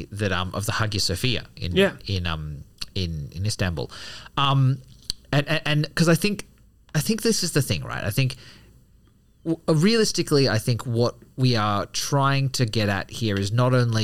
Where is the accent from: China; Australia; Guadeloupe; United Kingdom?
Australia; Being an Australian Buddhist